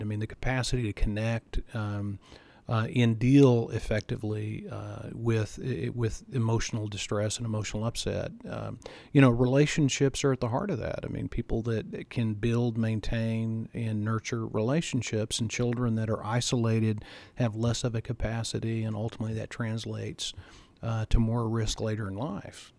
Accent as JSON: {"language": "English", "region": "Texas", "country": "United States", "tie": "born or raised there", "said": "I grew up in Texas"}